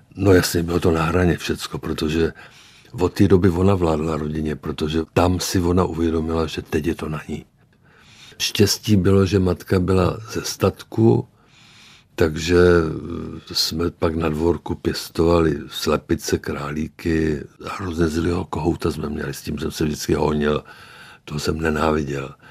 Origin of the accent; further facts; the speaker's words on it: Moravia, Czechia; moved away; also born or lived in Prague; já jsem byl taky z Moravy